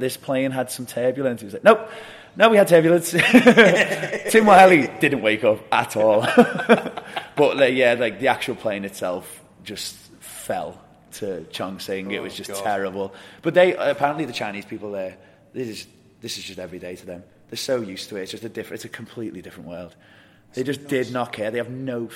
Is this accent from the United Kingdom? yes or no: yes; England, United Kingdom; I'm English